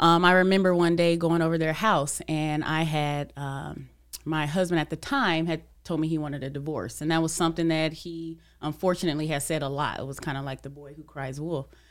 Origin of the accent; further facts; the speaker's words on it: California, United States; I'm from Cali